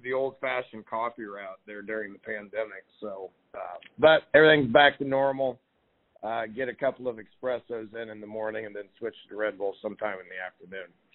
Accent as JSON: {"language": "English", "town": "Mount Pleasant", "region": "Iowa", "country": "United States", "tie": "born or raised there", "also_born_or_lived": "Davenport, Iowa", "moved": "as an adult", "lives_now": "Houston, United States", "said": "Iowa Wesleyan, which was my hometown, okay, which was also in Mount Pleasant, Iowa"}